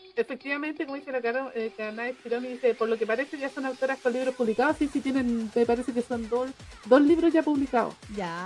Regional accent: Chile; yo soy chilena

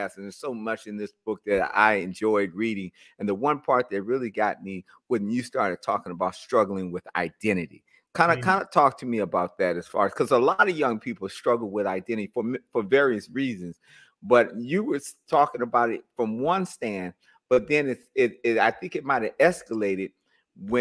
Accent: Oakland, California, United States; I'm from East Oakland

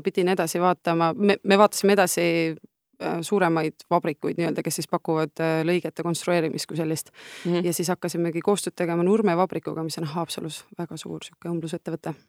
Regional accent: Estonia; me oleme Noorutsist pärit, lehmade lammaste vahelt sealt

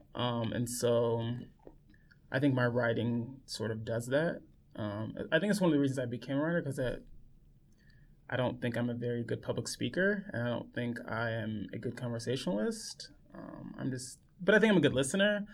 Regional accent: Los Angeles, California, United States; moved away; I grew up in Los Angeles, born and raised.

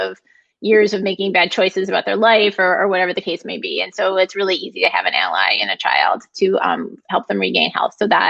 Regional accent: Brighton, United States; I grew up in Brighton. My parents went to Brighton High School. I went to Brighton High School. Yeah, haven't gone very far.

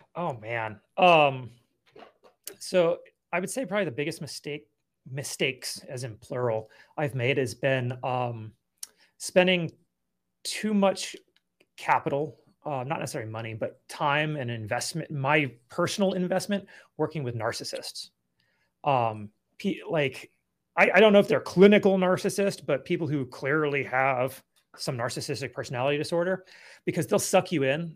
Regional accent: California, United States; also born or lived in Colorado / Akron, Ohio; now in Nevada, United States; I grew up in California

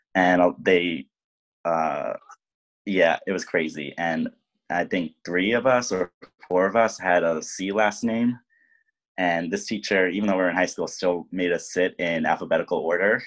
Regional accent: lower Hudson Valley, New York, United States; also born or lived in Bronx, New York; I am from the Bronx originally, uh, but I mainly grew up in the lower Hudson Valley region, so near Bear Mountain

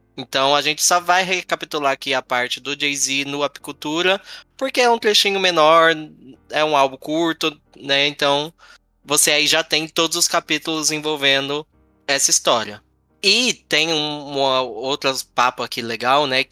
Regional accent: Brazil; eu sou brasileiro

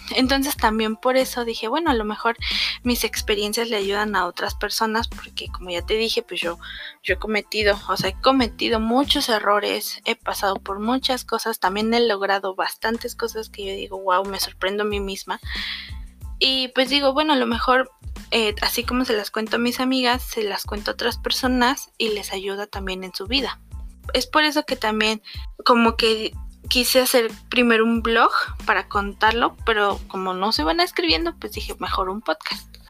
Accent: a municipality of Querétaro, Mexico; vine aquí a mi ciudad natal

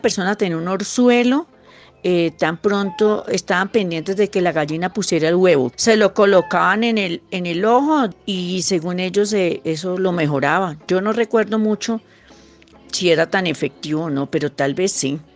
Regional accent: Armero, Tolima, Colombia; en mi tierra, en Armero

